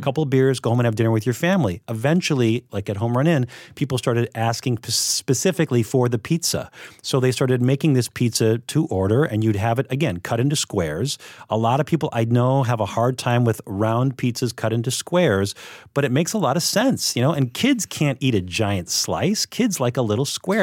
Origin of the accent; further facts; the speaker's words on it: Minneapolis, Minnesota, United States; now in Chicago, United States; I'm from Minneapolis originally